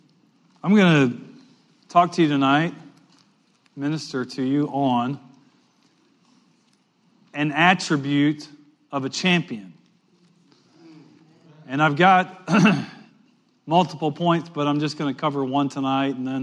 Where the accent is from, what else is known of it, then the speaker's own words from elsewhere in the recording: Western Louisiana, United States; I grew up in Western Louisiana